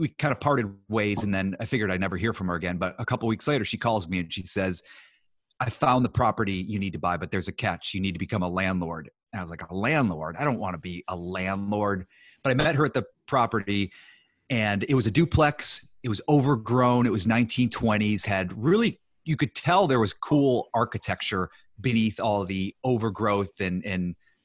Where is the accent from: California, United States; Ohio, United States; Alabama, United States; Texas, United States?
Ohio, United States; moved away as an adult; also born or lived in New York; now in Los Angeles, United States; I grew up in Ohio